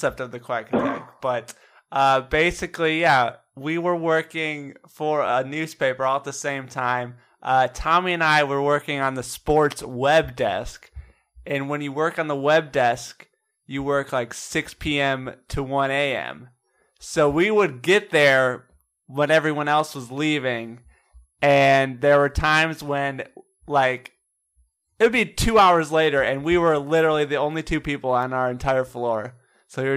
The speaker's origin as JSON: {"language": "English", "region": "Michigan", "country": "United States", "moved": "as an adult", "lives_now": "Texas, United States", "said": "I am from Michigan, so I went to the University of Michigan. Yeah, and then I moved down here."}